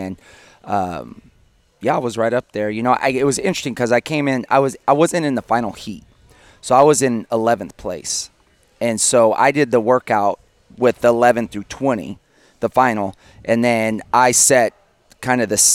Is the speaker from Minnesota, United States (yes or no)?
no; West Texas, United States; I grew up in West Texas